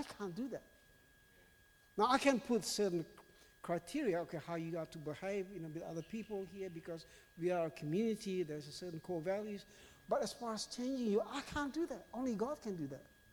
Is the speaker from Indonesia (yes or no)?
yes; Indonesia; now in Australia; I was born in Indonesia.